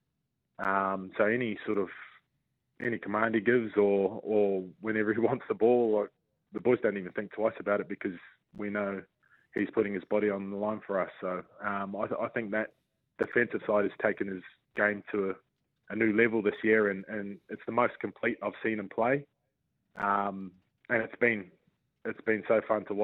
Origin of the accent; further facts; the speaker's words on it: New Zealand; especially being in my home country, playing for, you know, obviously the Warriors, the only team in the country